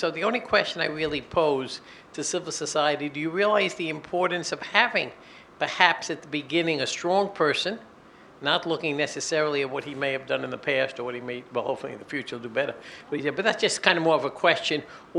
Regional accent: New York, United States; I'm from New York.

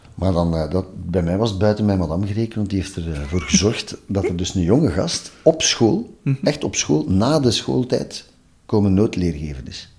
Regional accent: Ghent, Flanders, Belgium; also born or lived in Maarke-Kerkem, near Oudenaarde; ik ben geboren in Gent en ik heb het grootste deel van mijn leven gewoond.

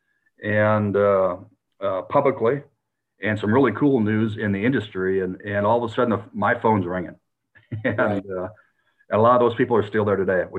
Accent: South Dakota, United States; now in Texas, United States; where I grew up in South Dakota or the Northern Plains

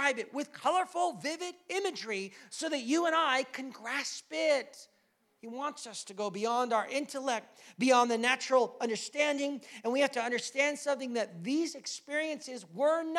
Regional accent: United States; now in Canada; I'm American

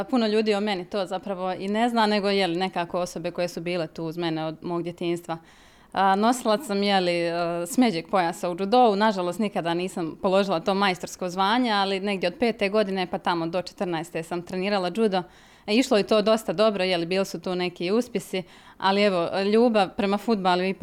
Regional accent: Mostar, Federation of Bosnia and Herzegovina, Bosnia & Herzegovina; ja sam ono što bi kod nas u Mostaru rekli, mahalsko dijete odrasla

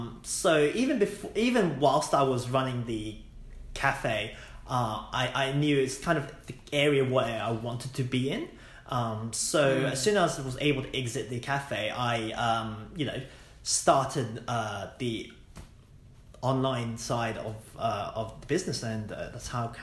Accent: Hong Kong; also born or lived in United Kingdom; now in Australia; I was born in Hong Kong. Went to international school using the English curriculum.

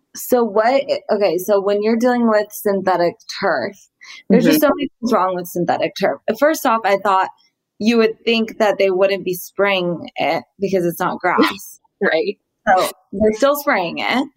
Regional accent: Laguna Beach, California, United States; I grew up in Laguna

